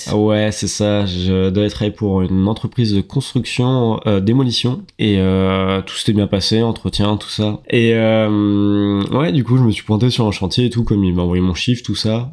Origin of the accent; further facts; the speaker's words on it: France; moved away as an adult; now in Australia; on est que des Frenchies dans cette boîte